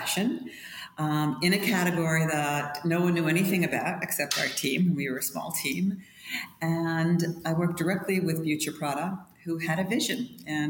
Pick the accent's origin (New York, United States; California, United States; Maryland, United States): New York, United States; Long Island; I'm from New York, yes. Not from Manhattan. I'm from Long Island, a little beach town. But no, I've never moved away except for college.